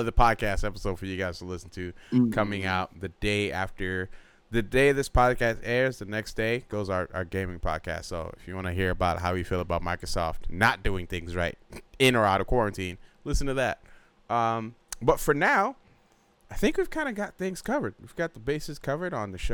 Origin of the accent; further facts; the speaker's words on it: Nigeria; moved away; I'm Nigerian